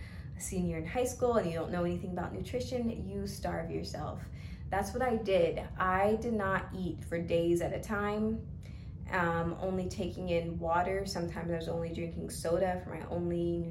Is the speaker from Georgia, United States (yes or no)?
yes; Georgia, United States; also born or lived in Stockbridge, Georgia; I'm from Georgia, born and raised.